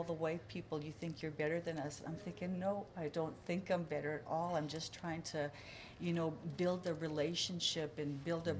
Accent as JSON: {"language": "English", "country": "Canada", "tie": "born or raised there", "moved": "as an adult", "lives_now": "Kansas, United States", "said": "we're from Canada"}